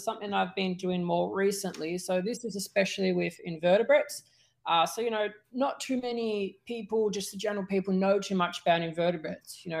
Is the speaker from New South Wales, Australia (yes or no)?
no; Melbourne, Victoria, Australia; moved away; also born or lived in Northern Territory; where I grew up in Melbourne, in Australia, I grew up in a city where there wasn't too much nature.